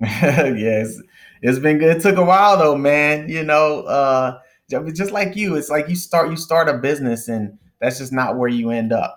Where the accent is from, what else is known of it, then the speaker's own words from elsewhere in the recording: Dallas, Texas, United States; moved away as an adult; also born or lived in Northeast United States; I'm originally from Dallas, Texas